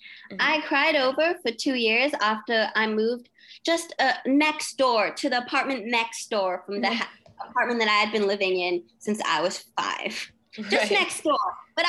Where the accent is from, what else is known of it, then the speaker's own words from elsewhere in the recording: Australia; also born or lived in Hong Kong; I was always going to go to school in either Australia or England because I am Australian and I love England.